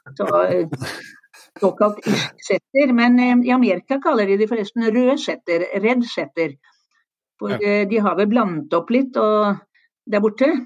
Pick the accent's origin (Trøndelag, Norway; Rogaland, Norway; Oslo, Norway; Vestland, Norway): Oslo, Norway; moved away; Jeg er født i Oslo